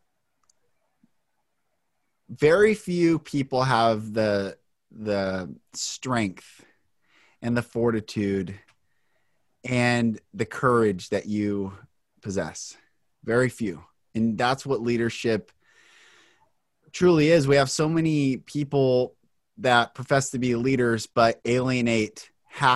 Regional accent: Bellevue, Washington, United States; I'm from Bellevue

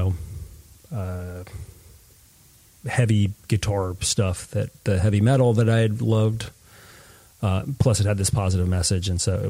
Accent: Stratford, Connecticut, United States; I grew up and did most of my, formative years in Stratford, which is sort of southern Connecticut between Bridgeport and New Haven

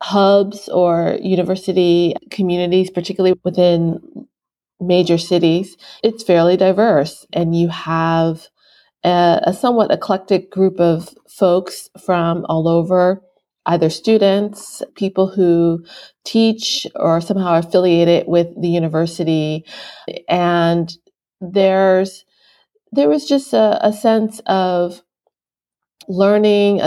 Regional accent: Philadelphia, Pennsylvania, United States; moved away as an adult; also born or lived in Japan / China / New York; I am currently in Philadelphia, PA, and coincidentally, that is my hometown, and I lived abroad for 12 years

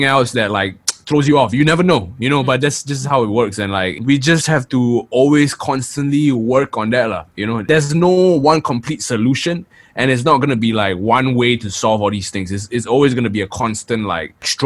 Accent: Singapore; I'm from Singapore and I'm living in Singapore

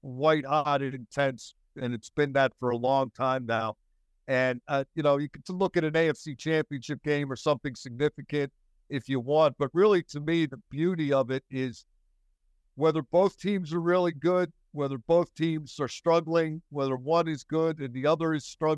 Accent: Philadelphia, Pennsylvania, United States; moved away as an adult; now in Pittsburgh, United States; My family is from Western Pennsylvania. I grew up in Philadelphia

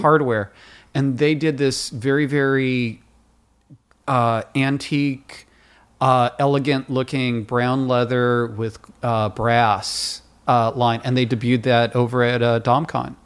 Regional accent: Livermore, California, United States; also born or lived in Bay Area, California; now in Los Angeles, United States; I was raised in Livermore, California, a redneck town

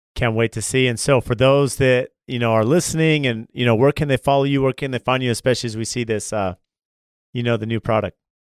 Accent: California, United States; I grew up in California and I worked as an electrician

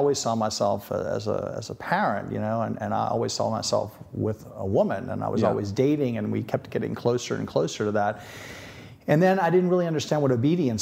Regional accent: Metairie, Louisiana, United States; also born or lived in Notre Dame, Indiana / Washington, D.C.; I was born there, and I grew up in Old Metairie

